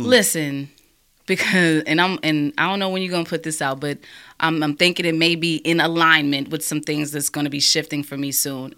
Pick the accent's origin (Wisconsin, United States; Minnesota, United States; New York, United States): New York, United States; moved away; also born or lived in Alabama; I grew up in New York